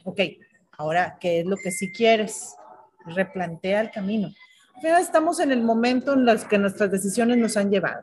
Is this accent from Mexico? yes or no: yes; Monterrey, Nuevo León, Mexico; Como somos los regios